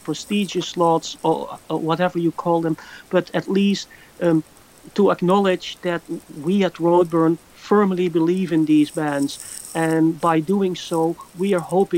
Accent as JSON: {"language": "English", "country": "Netherlands", "tie": "born or raised there"}